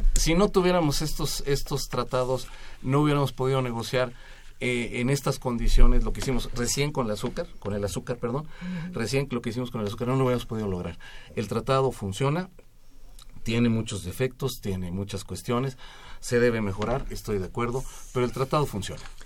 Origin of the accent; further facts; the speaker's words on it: Mexico; No me arrepiento de ser mexicano